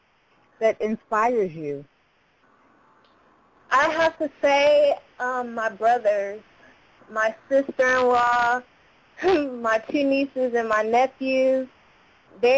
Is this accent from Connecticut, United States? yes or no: no; Houston, Texas, United States; now in Dallas, United States; I'm from Houston, Texas